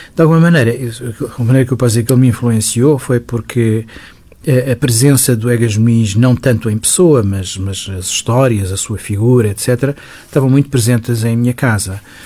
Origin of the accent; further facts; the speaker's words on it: Lisbon, Portugal; vivia numa zona de Lisboa que era ainda praticamente rural. o Benfica, onde eu cresci